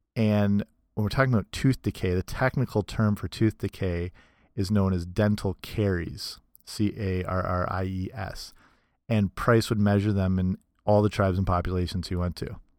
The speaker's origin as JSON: {"language": "English", "country": "Canada", "said": "I'm Canadian"}